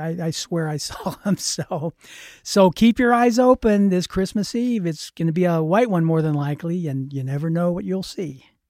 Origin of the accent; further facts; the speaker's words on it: Pittsburgh, Pennsylvania, United States; moved away; I lived, I grew up in Pittsburgh, Pennsylvania